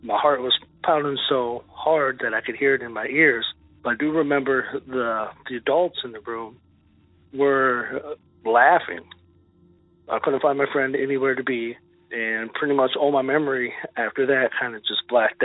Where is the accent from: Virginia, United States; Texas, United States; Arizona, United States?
Arizona, United States; Tucson; now in Cross Plains, United States; I was born and raised in Tucson, Arizona